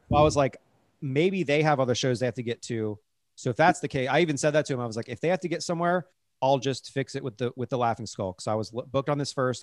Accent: Cincinnati, Ohio, United States; moved away; I was from Cincinnati.

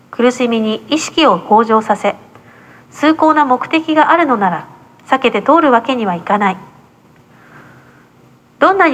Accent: Okinawa, Japan; 私がねあの沖縄民を出身なんで独特の拳があるんですけどね

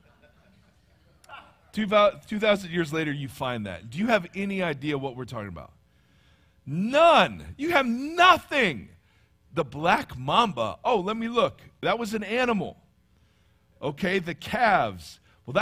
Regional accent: Ohio, United States; accent: Midwestern; moved away; Midwestern, I'm from Ohio

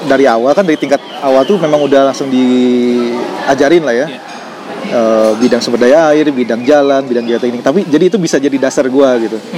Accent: Bandung, West Java, Indonesia; Gue besar di Bandung Besar di Bandung. Uh, gue SMA di Bandung.

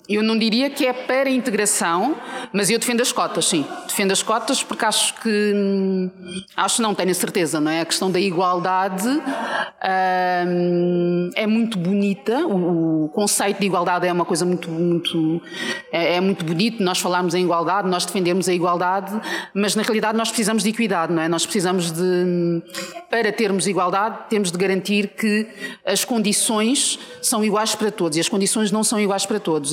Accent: Portugal; also born or lived in Mozambique; eu nasci em Moçambique e, e cresci, passei a minha vida toda em Portugal, mas nasci em Moçambique.

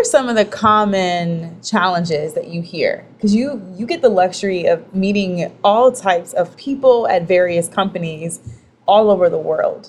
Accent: the South, United States; we are two women from the South

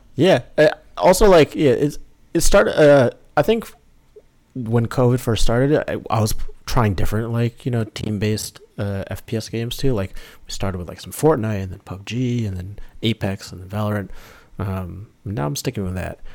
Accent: New York, United States; I'm from, born and raised in New York, not in the city, just a, a little bit north of the city.

